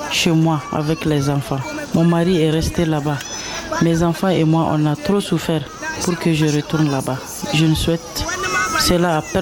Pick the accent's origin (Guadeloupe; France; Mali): Mali; Ségou, Ségou Region; Moi, je viens de Ségou Fatene. Mon enfant a plus d'un an.